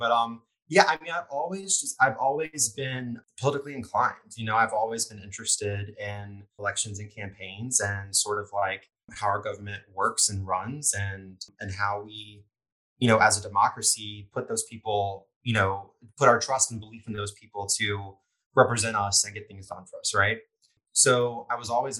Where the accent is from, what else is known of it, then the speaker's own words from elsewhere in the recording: Lafayette, Louisiana, United States; I'm from Lafayette